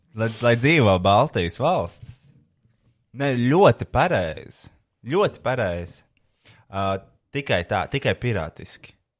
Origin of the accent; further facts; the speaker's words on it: Latvia; es esmu latvietis.